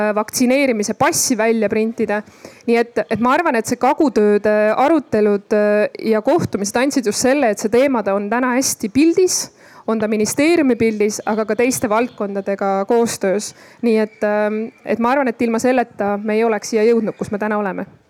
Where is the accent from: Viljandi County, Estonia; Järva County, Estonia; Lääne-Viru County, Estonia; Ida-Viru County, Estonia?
Ida-Viru County, Estonia; moved away; ma olen sealt ise pärit, siis äh, noh, olin ma olnud ka pikalt seal eemal